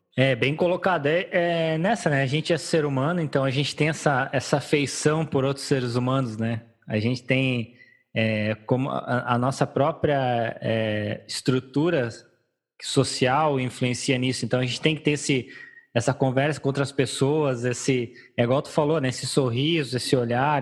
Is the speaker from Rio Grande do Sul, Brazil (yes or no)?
yes; Rio Grande do Sul, Brazil; eu não sou gaúcho que toma chimarrão no verão